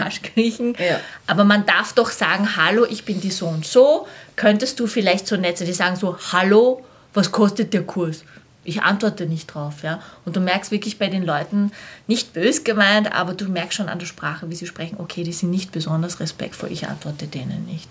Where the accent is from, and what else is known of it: Vienna, Austria; born or raised there